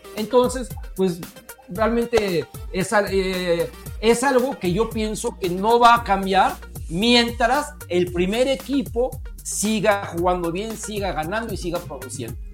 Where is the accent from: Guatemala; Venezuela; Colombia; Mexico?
Mexico; como mexicano